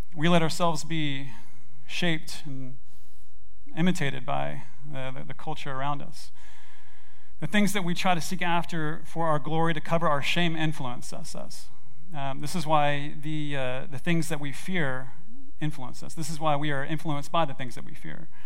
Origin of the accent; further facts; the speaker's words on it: Memphis, Tennessee, United States; I grew up in Memphis, Tennessee, in Germantown